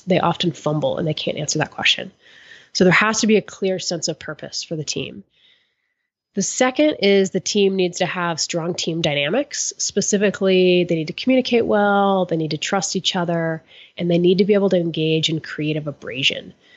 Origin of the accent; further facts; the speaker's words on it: Florida, United States; I grew up in Florida